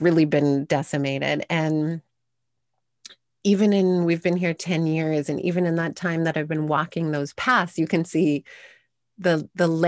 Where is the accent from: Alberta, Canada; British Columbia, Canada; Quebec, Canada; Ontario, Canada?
Alberta, Canada; Sherwood Park; now in Vancouver Island, Canada; I grew up in Sherwood Park outside of Edmonton.